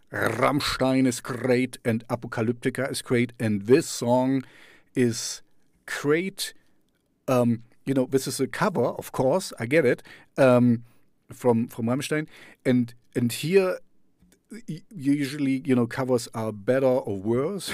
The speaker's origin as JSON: {"language": "English", "town": "Jena", "region": "Thuringia", "country": "Germany", "tie": "born or raised there", "first_language": "German", "second_language": "English", "said": "to Jena, my hometown"}